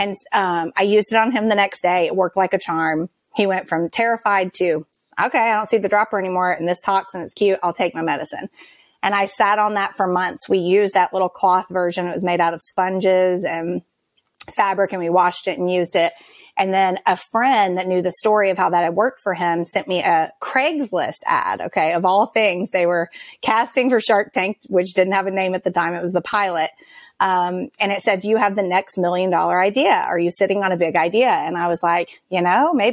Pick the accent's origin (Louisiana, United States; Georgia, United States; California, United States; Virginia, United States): Georgia, United States; I grew up here in Georgia as part of a military family